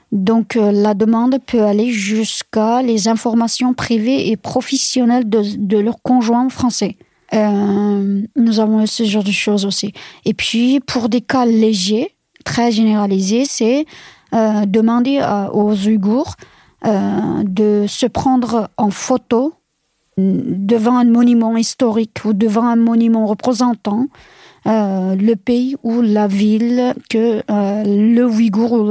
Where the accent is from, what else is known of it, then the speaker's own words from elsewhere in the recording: France; Je suis vraiment contente en tant que Française, parce que j'avais vraiment honte de ce silence assourdissant de, euh, de, de, la France, de mon pays